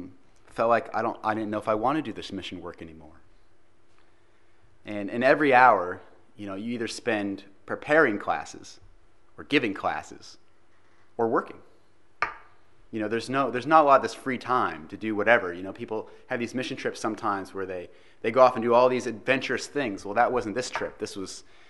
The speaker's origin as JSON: {"language": "English", "country": "United States", "accent": "American", "moved": "yes", "lives_now": "Christchurch, New Zealand", "said": "my American accent and my American sports where we wear pads"}